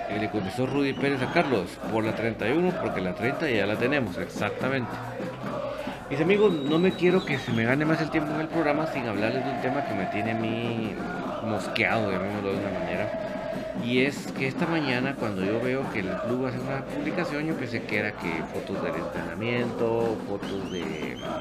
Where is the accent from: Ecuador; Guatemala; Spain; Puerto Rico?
Guatemala; uno como guatemalteco